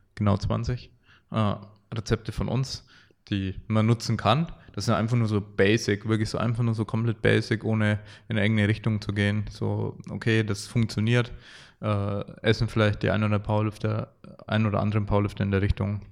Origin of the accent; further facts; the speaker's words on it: Franconia, Bavaria, Germany; Die äh, Frankenmentalität bei uns